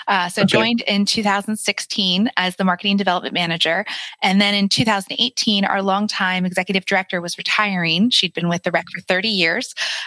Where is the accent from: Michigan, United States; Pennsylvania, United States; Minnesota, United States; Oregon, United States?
Pennsylvania, United States; Carlisle; also born or lived in Harrisburg; now in Lancaster, United States; So I'm from Carlisle originally, and was living in Harrisburg